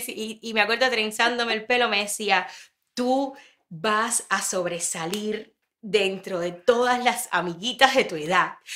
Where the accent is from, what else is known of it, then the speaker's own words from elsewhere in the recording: Ranchuelo, Villa Clara, Cuba; moved away; yo soy de Ranchuelo